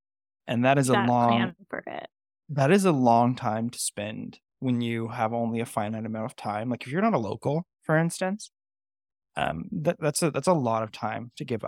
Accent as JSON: {"language": "English", "region": "California", "country": "United States", "tie": "born or raised there", "moved": "as an adult", "said": "so I grew up in California, right? And the history that I was used to was like the Gold Rush and you know the missions and things like that. So when I very first came out to the East Coast in 2013"}